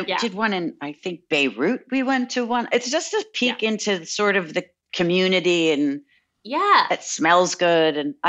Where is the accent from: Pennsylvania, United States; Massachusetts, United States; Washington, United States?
Massachusetts, United States; Boston; I grew up in Boston, so I was a Boston fan.